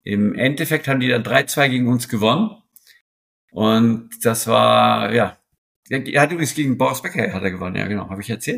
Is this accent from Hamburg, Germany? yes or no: yes; Hamburg, Germany; moved away; also born or lived in Switzerland; ich als Hamburger